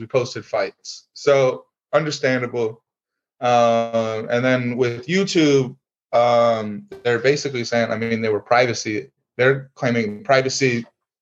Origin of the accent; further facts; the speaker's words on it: Fremont, Ohio, United States; We're a couple of small town kids. Our town, we're from Fremont, Ohio